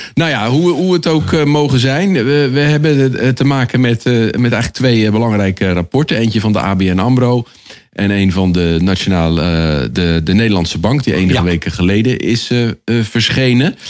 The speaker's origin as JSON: {"language": "Dutch", "country": "Netherlands", "said": "als Nederlanders"}